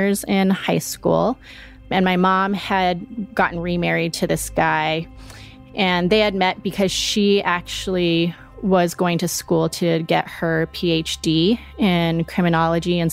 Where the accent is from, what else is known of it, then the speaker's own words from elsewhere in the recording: Colorado Springs, Colorado, United States; now in Denver, United States; I born and raised in Colorado, originally from Colorado Springs, but currently live in Denver with my husband and my two kids